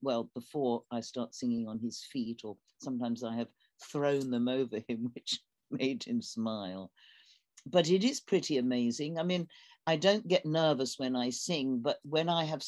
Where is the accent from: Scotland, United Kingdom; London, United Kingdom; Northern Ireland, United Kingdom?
London, United Kingdom; I'm from London. It rains a lot.